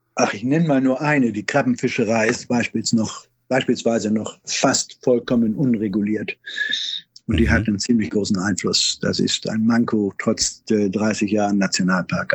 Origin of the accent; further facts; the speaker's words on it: Schleswig-Holstein, Germany; bei uns in Schleswig-Holstein